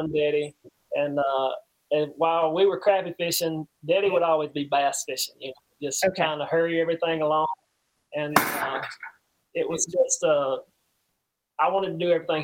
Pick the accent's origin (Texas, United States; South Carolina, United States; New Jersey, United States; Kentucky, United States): South Carolina, United States; Donalds; I'm a small town country boy. I'm from Donald, South Carolina